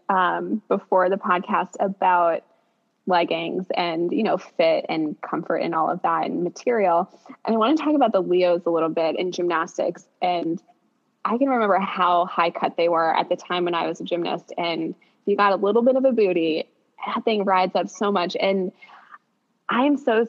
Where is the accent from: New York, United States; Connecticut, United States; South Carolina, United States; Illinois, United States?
New York, United States; New York City; as a New Yorker